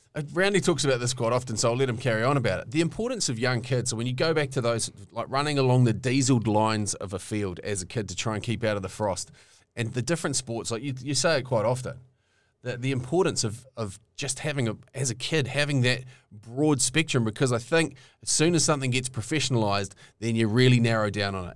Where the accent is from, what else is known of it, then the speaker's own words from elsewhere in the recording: New Zealand; I grew up in Rauhuru